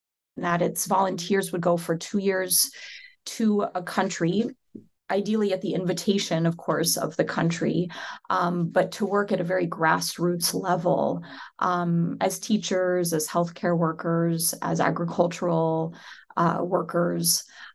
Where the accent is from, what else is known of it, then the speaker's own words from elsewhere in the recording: South Dakota, United States; And I grew up in the United States in South Dakota, which is a state not very many people know about.